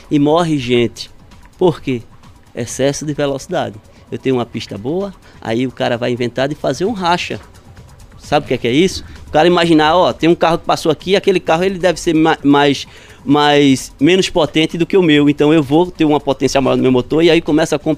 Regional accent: Recife, Pernambuco, Brazil; Eu sou recifense, recifense.

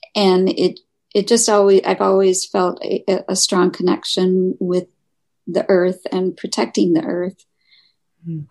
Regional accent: Michigan, United States; moved away; I'm originally from Michigan

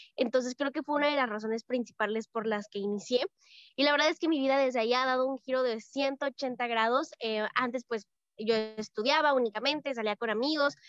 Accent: Mexico; soy de México, tengo 16 años

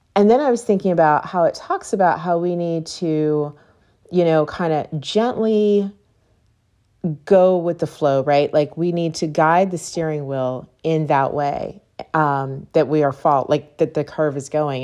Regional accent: Pittsburgh, Pennsylvania, United States; moved away; I grew up in Pittsburgh, so there are tons of hills

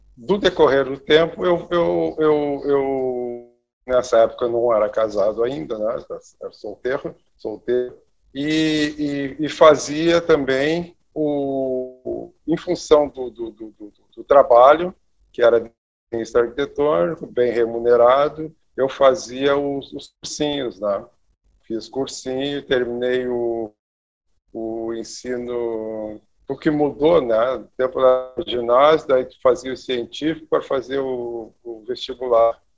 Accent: Santa Maria, Rio Grande do Sul, Brazil; sou natural de Santa Maria, interior aqui do, do, do, do estado

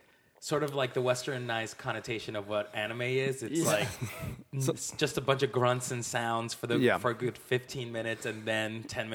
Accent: Colombia; moved away; So I was born and raised in Colombia.

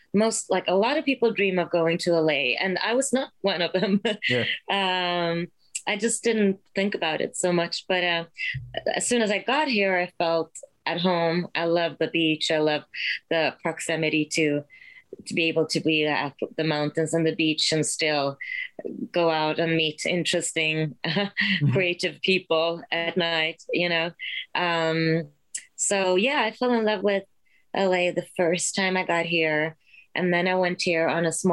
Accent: Sweden; moved away; I'm originally from Sweden.

